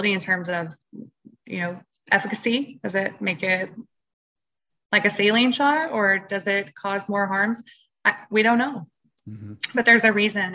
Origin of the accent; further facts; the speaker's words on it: Texas, United States; I'm from Texas